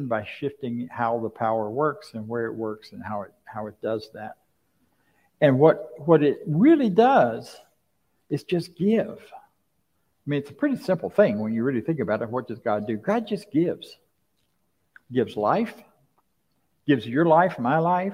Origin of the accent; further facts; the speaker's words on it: Florida, United States; I grew up in Florida. I grew up along the Suwannee River, about 9 miles from the Suwannee River and about 12 miles from the Steinhatchee River.